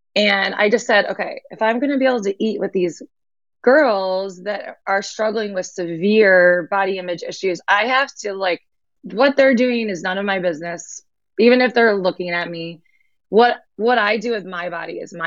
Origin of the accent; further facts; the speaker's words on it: Michigan, United States; I grew up in Michigan